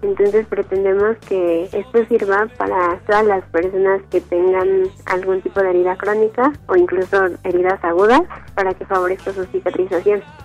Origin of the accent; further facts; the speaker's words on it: Mexico City, Mexico; Yo nací en la Ciudad de México el 27 de agosto de 1995